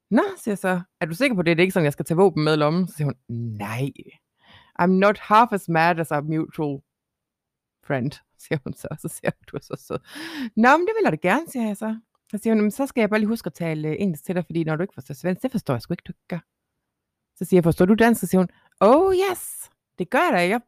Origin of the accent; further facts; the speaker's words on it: Jutland, Denmark; Så siger jeg, jeg er fra Jylland.